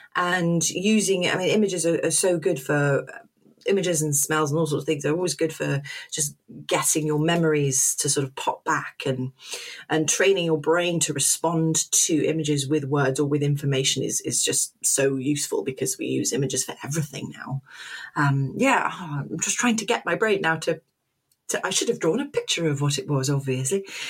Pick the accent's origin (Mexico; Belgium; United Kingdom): United Kingdom; London; moved away as an adult; also born or lived in Oxford; now in Portsmouth, United Kingdom; I'm from London originally